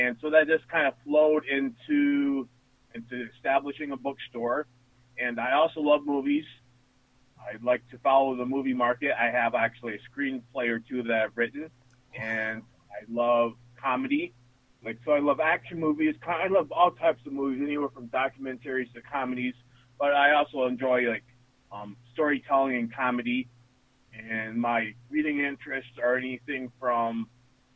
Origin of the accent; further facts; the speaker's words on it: Wellsboro, Pennsylvania, United States; I'm from Wellsboro, Pennsylvania, which is home of the Pennsylvania Grand Canyon